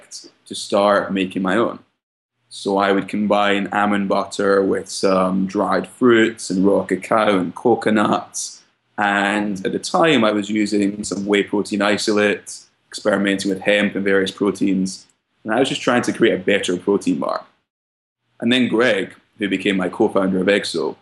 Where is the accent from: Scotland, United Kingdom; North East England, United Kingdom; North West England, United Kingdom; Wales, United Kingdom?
Scotland, United Kingdom; moved away as an adult; now in United States; My background is I grew up in Scotland and I came to the US around 5 years ago to study at Brown University